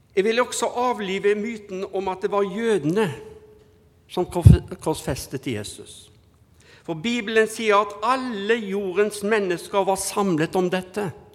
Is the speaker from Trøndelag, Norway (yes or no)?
no; Haugesund, Rogaland, Norway; now in Bergen, Norway; jeg er fra Haugesund, så er jeg araber